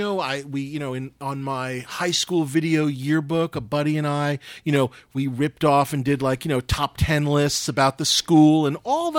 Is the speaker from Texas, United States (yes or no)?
no; New York City, New York, United States; moved away; I grew up in New York City.